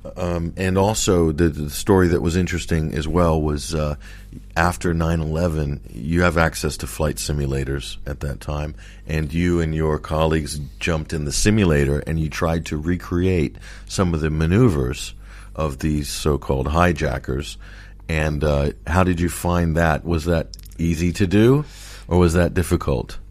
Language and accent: English; United States; moved away; also born or lived in London; being American